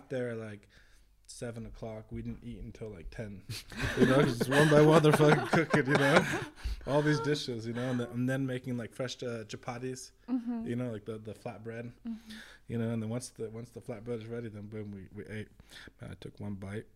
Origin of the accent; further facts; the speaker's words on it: California, United States; moved away as an adult; also born or lived in Vrindavan, India; growing up in California